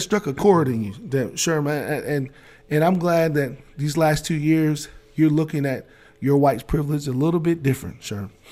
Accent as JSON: {"language": "English", "region": "Maryland", "country": "United States", "accent": "Maryland", "said": "my Maryland accent"}